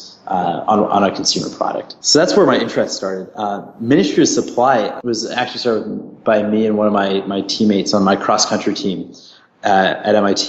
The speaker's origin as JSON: {"language": "English", "region": "New England", "country": "United States", "tie": "born or raised there", "said": "growing up in the U.S. I'm from the New England area, and the weather changes a lot."}